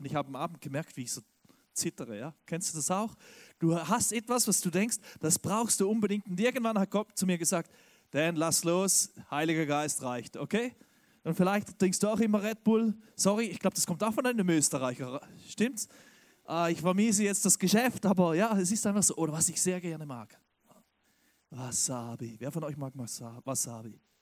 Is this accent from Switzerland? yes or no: yes; Switzerland; now in Stuttgart, Germany; Ich bin ja Schweizer